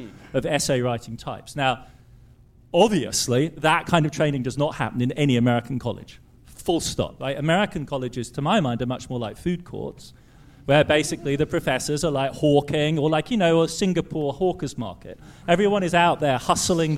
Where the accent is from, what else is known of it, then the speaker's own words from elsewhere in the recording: Heidelberg, Baden-Württemberg, Germany; I grew up in Heidelberg, which is an intellectual academic town